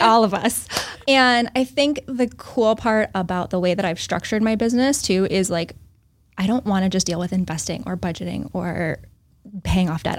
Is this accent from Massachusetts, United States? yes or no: yes; Northbridge, Massachusetts, United States; also born or lived in Newton, Massachusetts; So I grew up in Northbridge, Massachusetts, so south of Worcester